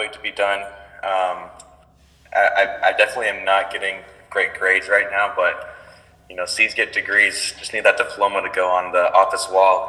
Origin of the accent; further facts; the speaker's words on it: Highland, Utah, United States; I'm from Highland, Utah. Went to Lone Peak High School. Went on a mission to Bolivia, Santa Cruz North.